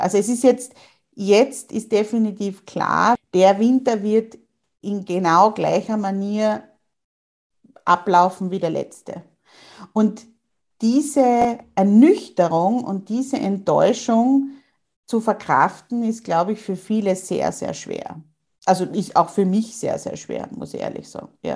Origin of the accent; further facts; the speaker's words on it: Austria; bei uns in Österreich